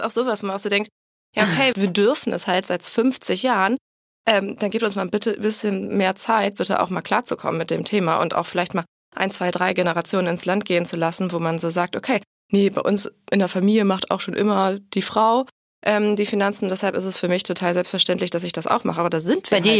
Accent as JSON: {"language": "German", "region": "Bremen", "country": "Germany", "tie": "born or raised there", "said": "dann bin ich zuletzt in Bremen groß geworden"}